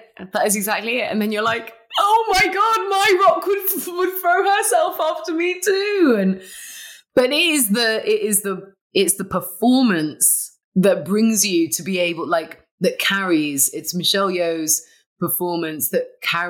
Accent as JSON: {"language": "English", "country": "Malaysia", "said": "Like I say, I'm Malaysian."}